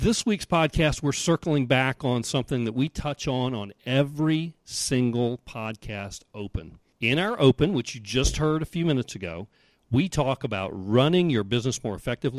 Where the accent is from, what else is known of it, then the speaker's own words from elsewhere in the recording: Outer Banks, North Carolina, United States; also born or lived in Sandbridge, United States; from the Outer Banks of North Carolina and Sandbridge, Virginia.